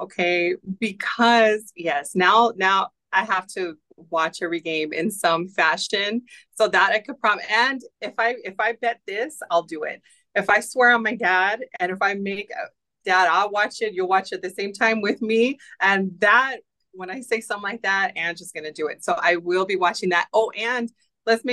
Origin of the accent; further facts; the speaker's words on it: Los Angeles, California, United States; moved away as an adult; now in Buffalo, United States; I was born and raised in Los Angeles. I moved here, 13 years ago now